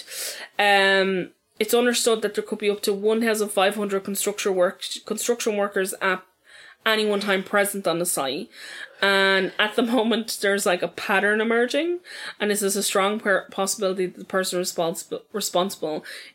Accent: Dublin, Leinster, Ireland; I'm from Ballyfermot

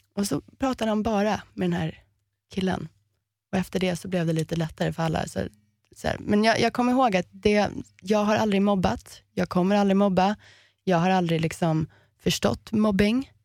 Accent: Miami, Florida, United States; moved away; also born or lived in Sweden; Vi växte upp som amerikaner och det är konstigt i Miami för det är ingen som är riktig amerikan där.

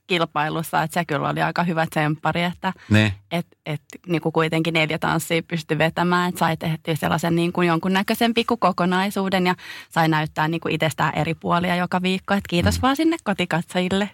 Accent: Finland; moved away as an adult; Mä tulin takaisin Suomeen

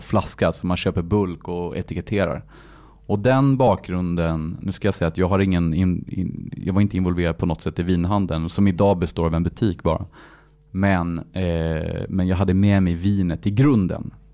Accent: Paris, Île-de-France, France; moved away; jag är född i Paris, uppvuxen i Paris

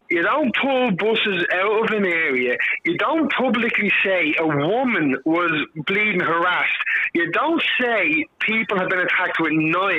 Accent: Dublin, Leinster, Ireland; moved away as an adult; now in Portlaoise, Ireland; I'm from Dublin.

